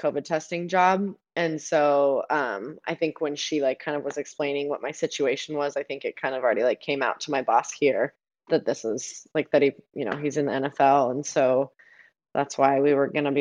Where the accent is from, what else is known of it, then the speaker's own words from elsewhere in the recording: Nevada, United States; moved away as an adult; also born or lived in Arizona; now in New Jersey, United States; I'm from Nevada, but we live in Arizona, but now we live in Jersey